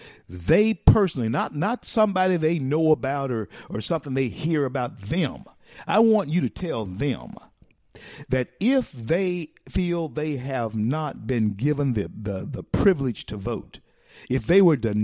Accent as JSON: {"language": "English", "region": "the South", "country": "United States", "tie": "born or raised there", "said": "because I grew up in the South."}